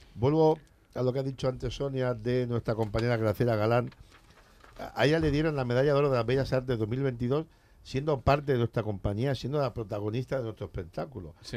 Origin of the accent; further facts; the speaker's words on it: Elche, Valencian Community, Spain; yo soy de Alicante, de, de, Elche